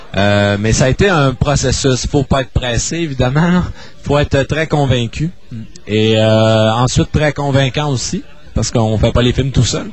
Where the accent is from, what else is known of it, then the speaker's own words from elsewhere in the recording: Chicoutimi, Quebec, Canada; also born or lived in Toronto; je suis né à Toronto pendant les études de mon père, mais disons que de façon générale, là, j'ai toujours demeuré à Chicoutimi